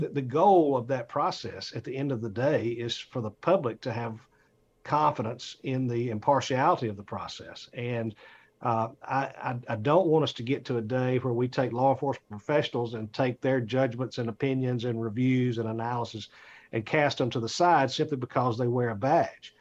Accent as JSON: {"language": "English", "town": "Atlanta", "region": "Georgia", "country": "United States", "said": "I'm from Atlanta."}